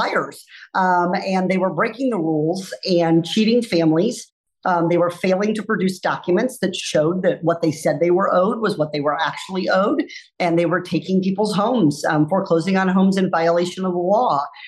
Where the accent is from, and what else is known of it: Iowa, United States; born or raised there; now in California, United States